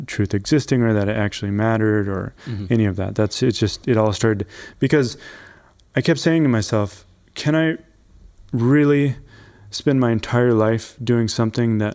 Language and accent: English; North Dakota, United States; moved away; also born or lived in Argentina; I was born in North Dakota